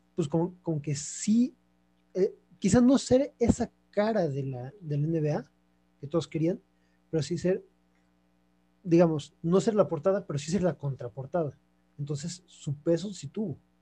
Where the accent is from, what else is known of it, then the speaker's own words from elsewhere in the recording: Mexico; soy mexicano